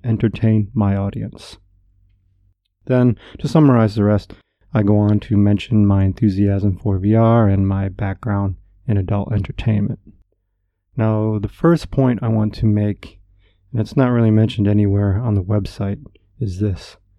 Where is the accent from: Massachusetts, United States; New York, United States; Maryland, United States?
New York, United States; upstate; moved away as an adult; also born or lived in Southern California / Japan; I left my hometown in upstate New York and moved out to sunny Southern California in my mid 20s